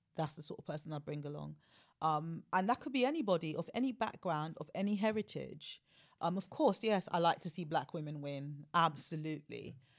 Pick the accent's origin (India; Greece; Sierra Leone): Sierra Leone; moved away; I was born in Africa. I'm West African. I'm Sierra Leonean